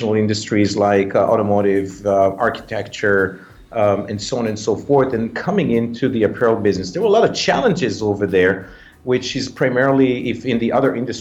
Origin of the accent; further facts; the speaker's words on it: Israel; moved away as an adult; also born or lived in Thailand; now in United States; I was born in Israel, but at the age of 20 or so, I left the country and I moved to live in Thailand